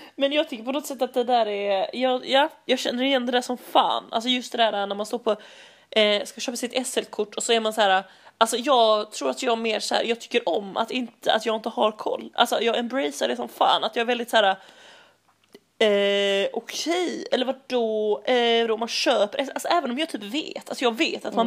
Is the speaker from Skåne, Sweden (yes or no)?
yes; Malmö, Skåne, Sweden; jag kommer från Malmö